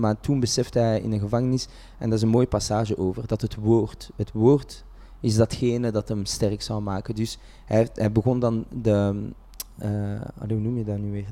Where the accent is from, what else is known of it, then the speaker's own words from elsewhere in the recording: Vilvoorde, Flanders, Belgium; ik ben geboren en getogen in Vilvoorde